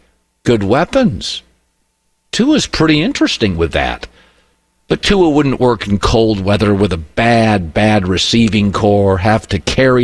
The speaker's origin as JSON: {"language": "English", "area": "Pacific Northwest", "region": "Washington", "country": "United States", "tie": "born or raised there", "moved": "yes", "said": "Washington is geographically isolated. I grew up there in the Pacific Northwest. Idaho, Oregon surround them."}